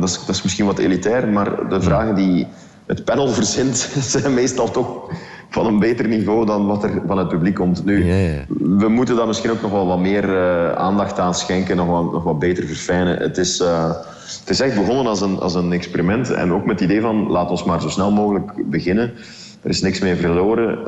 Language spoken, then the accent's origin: Dutch; Belgium